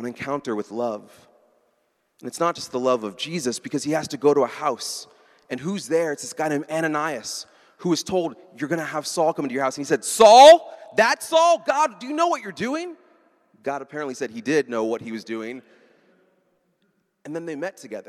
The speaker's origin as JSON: {"language": "English", "town": "Baltimore", "region": "Maryland", "country": "United States", "said": "I'm from Baltimore"}